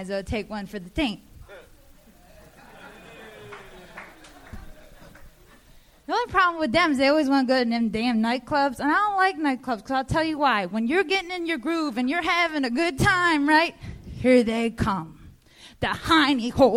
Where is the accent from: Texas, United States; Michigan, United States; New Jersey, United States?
New Jersey, United States; Atlantic City; accent: New Jersey; now in California, United States; in case you can't tell by the accent, I'm from New Jersey. But I'm from Atlantic City, New Jersey